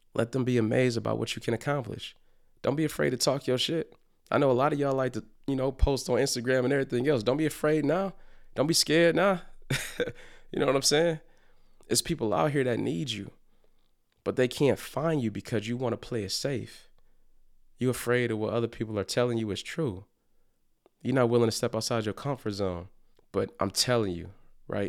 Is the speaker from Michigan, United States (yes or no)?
yes; Detroit, Michigan, United States; growing up in Detroit